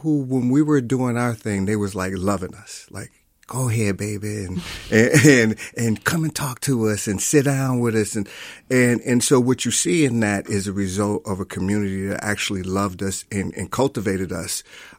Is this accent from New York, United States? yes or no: no; Milwaukee, Wisconsin, United States; And I grew up in Milwaukee.